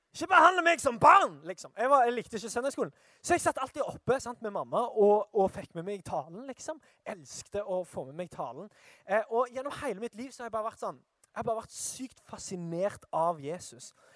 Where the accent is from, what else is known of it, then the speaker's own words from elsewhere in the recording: Sandnes, Rogaland, Norway; jeg er fra Sandnes.